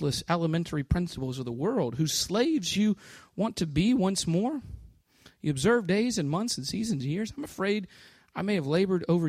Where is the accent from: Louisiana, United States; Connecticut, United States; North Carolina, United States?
Louisiana, United States; New Orleans; moved away as an adult; now in Jacksonville, United States; I'm from New Orleans